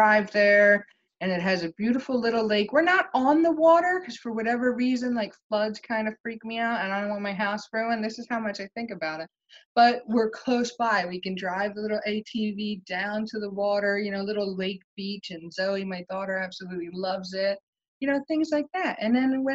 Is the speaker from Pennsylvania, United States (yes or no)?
yes; Pennsylvania, United States; I live in Pennsylvania right now